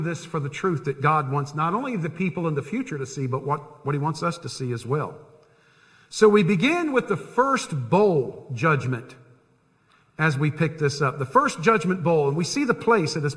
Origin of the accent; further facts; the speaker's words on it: Tampa, Florida, United States; I grew up in Tampa. I lived 10 minutes from Tampa Bay